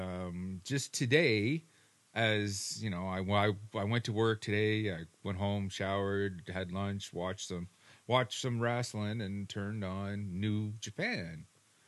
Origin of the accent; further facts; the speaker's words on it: Winnipeg, Manitoba, Canada; we're from Winnipeg